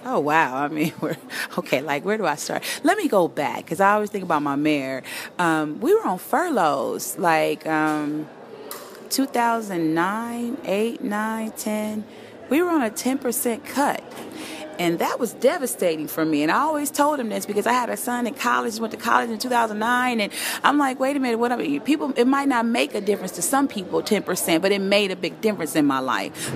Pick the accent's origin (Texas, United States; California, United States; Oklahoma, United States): California, United States; Inglewood; I'm a product of Inglewood. I grew up in Inglewood. I've been here since 76.